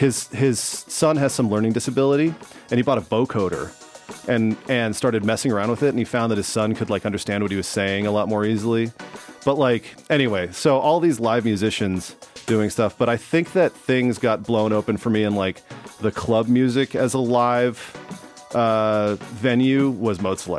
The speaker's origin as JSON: {"language": "English", "region": "West Coast", "country": "United States", "tie": "born or raised there", "said": "I grew up in on the West Coast listening to, like, … and …"}